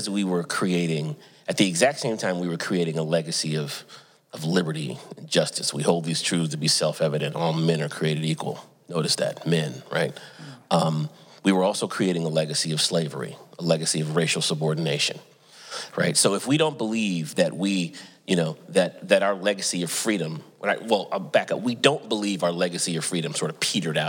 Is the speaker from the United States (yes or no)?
yes; Santa Barbara, California, United States; moved away as an adult; also born or lived in Atlanta, Georgia / Durham, North Carolina; I grew up in Southern California, Santa Barbara, California